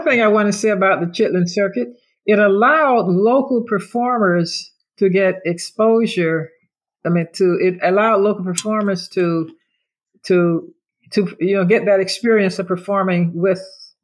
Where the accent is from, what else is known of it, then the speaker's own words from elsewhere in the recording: Orlando, Florida, United States; I grew up in Orlando